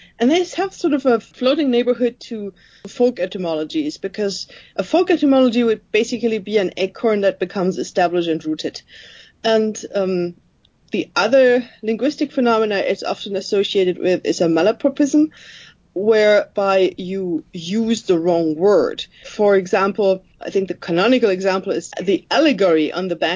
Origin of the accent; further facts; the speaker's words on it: Germany; first language German; English is a second language; moved away as an adult; I was already not living in the country anymore, and I left Germany